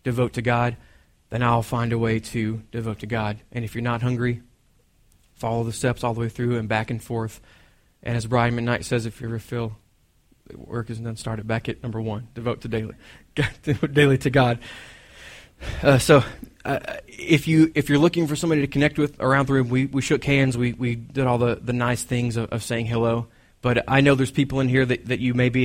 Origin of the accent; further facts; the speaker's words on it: Texas, United States; I'm from Texas